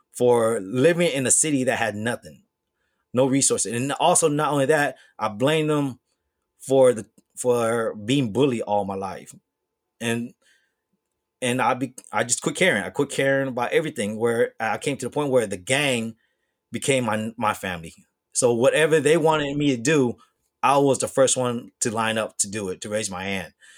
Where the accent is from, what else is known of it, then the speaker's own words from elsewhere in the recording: Bay Area, California, United States; also born or lived in Hong Kong; growing up in the Bay Area